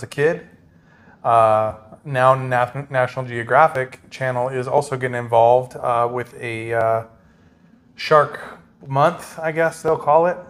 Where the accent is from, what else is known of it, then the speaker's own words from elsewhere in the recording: Montana, United States; moved away; also born or lived in North Carolina; I grew up in Montana